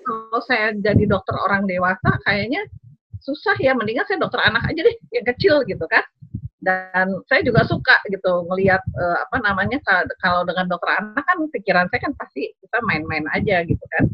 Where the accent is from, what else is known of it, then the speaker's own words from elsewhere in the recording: Bandung, West Java, Indonesia; moved away as an adult; also born or lived in East Nusa Tenggara / Netherlands; ayah saya orang Sumatera Barat, ibu saya dari Jawa, Jawa Tengah dan Jawa Timur. Ya, kemudian eh, kami tinggal di Bandung, jadi kita belajar bahasa Sunda